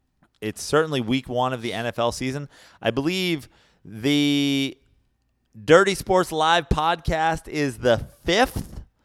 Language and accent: English; Midwest, United States; As a person who was born and raised in the Midwest, please do not group me in with these people.